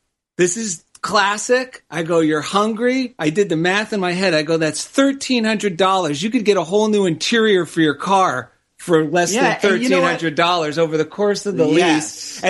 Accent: New Jersey, United States; now in Culver City, United States; I grew up in New Jersey

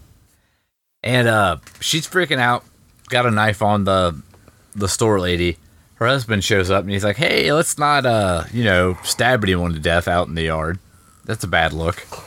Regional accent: United States; I'm American.

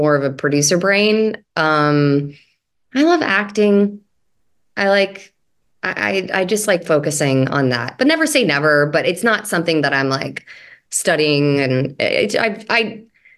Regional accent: Louisiana, United States; moved away; We're both from Louisiana

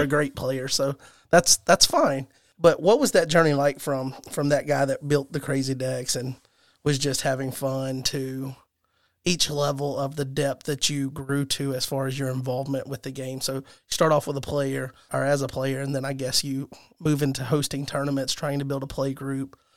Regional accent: Alabama, United States; I'm from Alabama

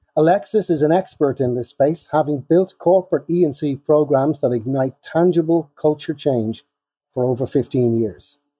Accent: Ireland; I am Irish.

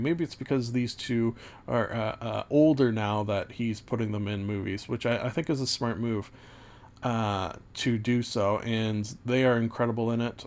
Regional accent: Canada; also born or lived in Ontario; being Canadian in a small town

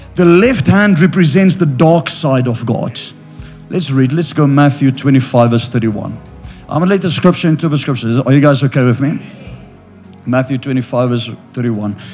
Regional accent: South Africa; I'm from South Africa

